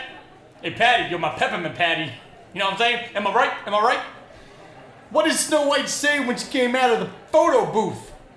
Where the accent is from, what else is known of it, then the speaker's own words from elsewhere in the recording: New Jersey, United States; I'm from Jersey, so I don't know.